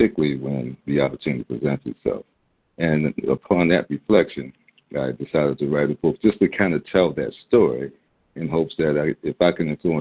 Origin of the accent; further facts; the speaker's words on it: Baltimore, Maryland, United States; this kid growing up in Baltimore, the public school